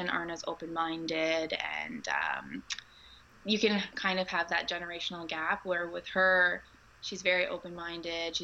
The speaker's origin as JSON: {"language": "English", "country": "Canada", "said": "I'm from Canada."}